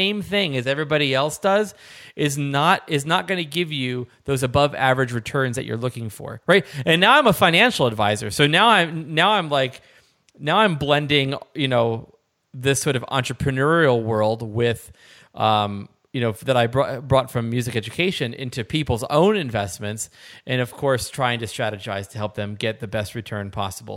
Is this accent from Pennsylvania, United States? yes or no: yes; Philadelphia, Pennsylvania, United States; I'm from the Philadelphia area, so we say hoagies